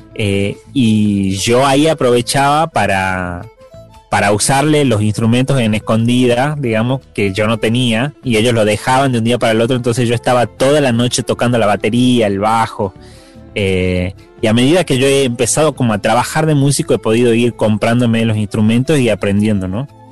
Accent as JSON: {"language": "Spanish", "town": "Simoca", "region": "Tucumán", "country": "Argentina", "moved": "yes", "lives_now": "Buenos Aires, Argentina", "said": "de donde yo soy"}